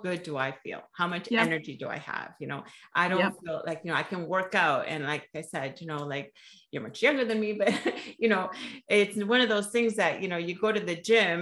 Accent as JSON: {"language": "English", "country": "Canada", "said": "I'm Canadian. Like, I've been here in this country for over 50 years"}